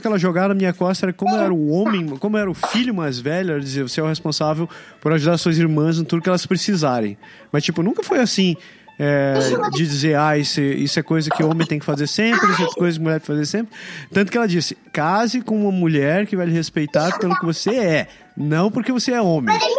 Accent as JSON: {"language": "Portuguese", "country": "Brazil", "tie": "born or raised there", "moved": "yes", "said": "meu pai é japonês e eu cresci no Brasil"}